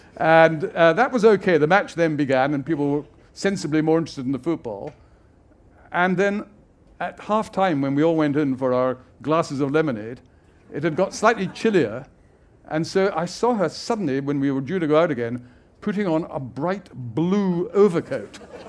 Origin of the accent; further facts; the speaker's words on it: Scotland, United Kingdom; as a Scot